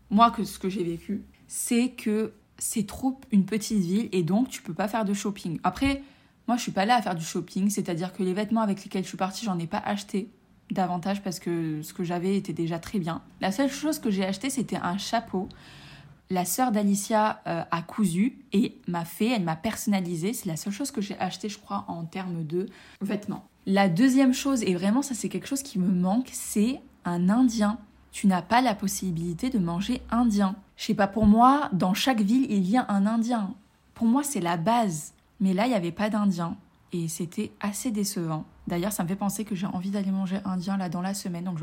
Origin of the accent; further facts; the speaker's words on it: France; je suis rentrée euh, chez moi, en France, enfin chez mes parents.